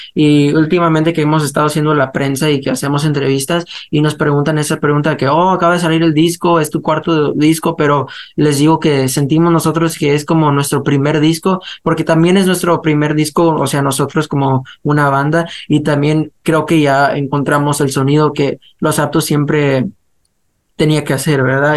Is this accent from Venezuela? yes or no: no; United States; somos muchachos que crecimos aquí en Estados Unidos, pero tenemos las raíces, pues, este, hispanas